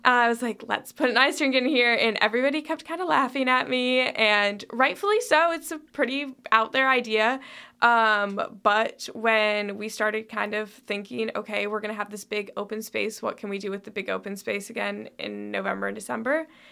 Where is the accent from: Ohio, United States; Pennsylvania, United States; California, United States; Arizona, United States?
Ohio, United States; Toledo; moved away as an adult; also born or lived in Chicago / Greece; now in Lexington, United States; I'm originally from Toledo, Ohio.